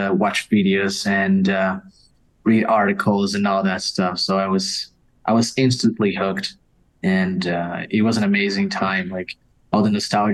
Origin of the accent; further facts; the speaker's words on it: Brazil; I'm from Brazil.